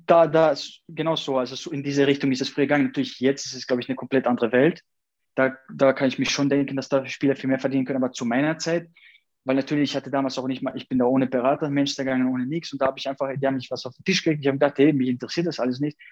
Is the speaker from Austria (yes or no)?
yes; Austria; also born or lived in Kosovo; Und wo ich da ungefähr, äh, ein Jahr war, dann seitdem lebe ich dann in Österreich